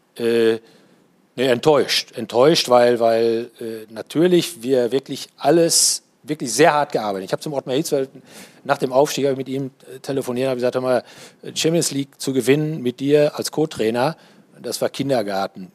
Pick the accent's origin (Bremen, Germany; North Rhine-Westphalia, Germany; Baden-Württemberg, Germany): North Rhine-Westphalia, Germany; Paderborn; ich komme aus Paderborn